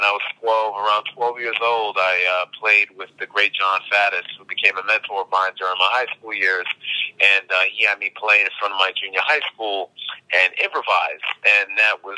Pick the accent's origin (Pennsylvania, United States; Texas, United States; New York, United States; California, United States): New York, United States; New York City; I grew up in Queens, New York